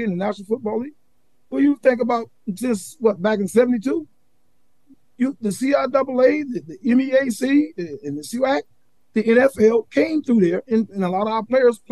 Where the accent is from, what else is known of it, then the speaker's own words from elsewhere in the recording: Charlotte, North Carolina, United States; also born or lived in Durham, North Carolina; the cities that I grew up in Charlotte, and then in Durham area too